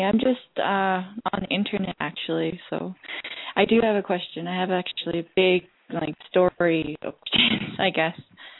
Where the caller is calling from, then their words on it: Calgary, Alberta, Canada; I'm calling from Calgary, Alberta, Canada.